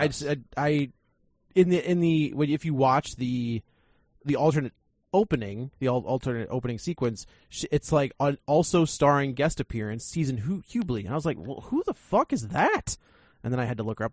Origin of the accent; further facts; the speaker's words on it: St. Louis, Missouri, United States; my hometown